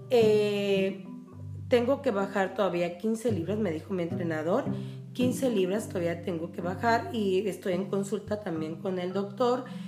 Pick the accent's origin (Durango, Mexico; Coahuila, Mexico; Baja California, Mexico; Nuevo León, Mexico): Baja California, Mexico; Tijuana; de toda la vida de Tijuana